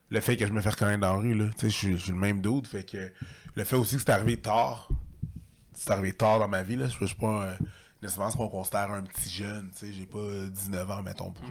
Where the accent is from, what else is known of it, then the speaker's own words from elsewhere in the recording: Longueuil, Quebec, Canada; also born or lived in Montreal / Saint-Bruno; Je suis un gars de Longueuil. Je suis un gars de Longueuil, ouais, Longueuil. Je suis un gars de Longueuil. Euh, j'ai déménagé à Montréal en 2010, je suis revenu en 2020, puis là, j'étais à Rive-Sud encore, là, j'étais à Saint-Bruno